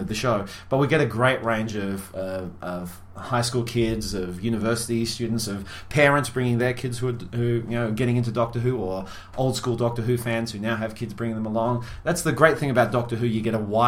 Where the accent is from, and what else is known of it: Australia